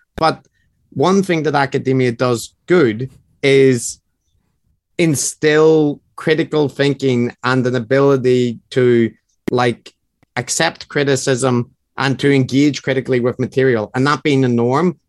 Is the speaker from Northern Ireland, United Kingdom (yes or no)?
yes; Northern Ireland, United Kingdom; accent: Northern Irish; now in Japan; I'm originally from Northern Ireland. I'm currently living in Japan.